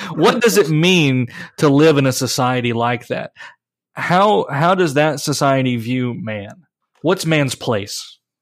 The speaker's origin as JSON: {"language": "English", "country": "United States", "said": "I'm an American"}